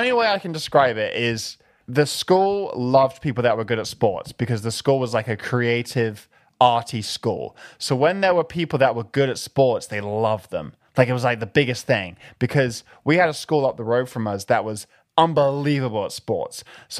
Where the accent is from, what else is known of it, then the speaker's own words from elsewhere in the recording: London, United Kingdom; Growing up in London was your typical British schoolboy lifestyle.